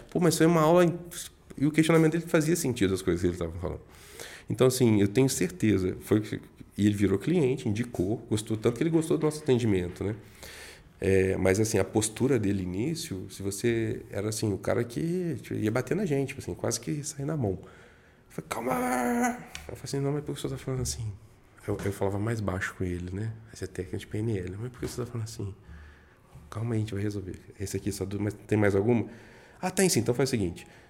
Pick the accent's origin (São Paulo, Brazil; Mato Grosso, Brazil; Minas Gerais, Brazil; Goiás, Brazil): Minas Gerais, Brazil; Juiz de Fora; moved away; eu sou da roça, sou do interior, né, sou de Minas